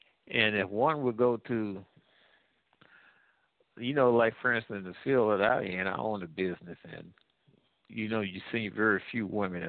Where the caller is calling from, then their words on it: Midwest, United States; I'm calling from the Midwest.